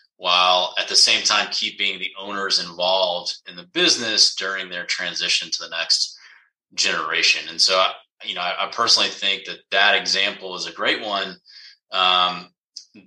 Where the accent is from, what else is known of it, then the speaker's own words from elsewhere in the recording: Georgia, United States; Born and raised in Georgia, went to the University of Georgia